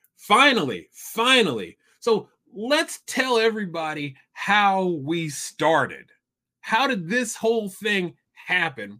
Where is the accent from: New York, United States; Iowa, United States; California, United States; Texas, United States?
Iowa, United States; Iowa City; I grew up in Iowa City, which is almost four hours due north of St. Louis